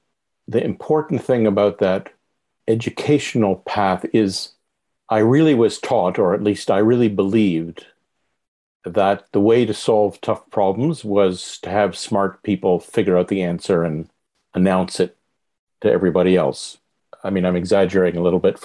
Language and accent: English; Montreal, Quebec, Canada; I grew up in Montreal